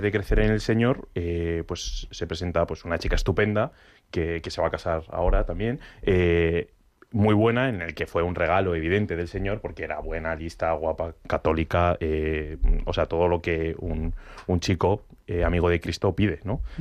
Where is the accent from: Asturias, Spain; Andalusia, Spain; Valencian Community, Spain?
Asturias, Spain; Sí, sí, Picos de Europa, pero que yo soy de Asturias, que no ha habido Picos de Europa nunca.